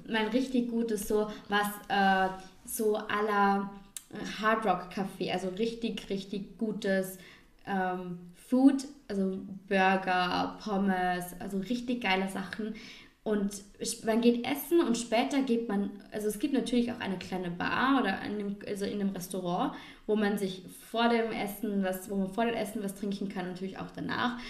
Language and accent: German; Vorarlberg, Austria; unser Dialekt und ja, oh, unser Ländle, unsere Berge